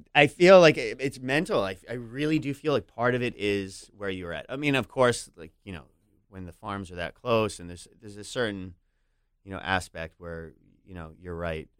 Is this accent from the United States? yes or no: yes; New York, United States; as a New Yorker